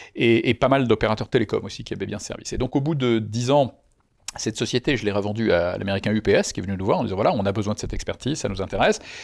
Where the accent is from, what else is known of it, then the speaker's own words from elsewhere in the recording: Lyon, Auvergne-Rhône-Alpes, France; J'étais originaire de Lyon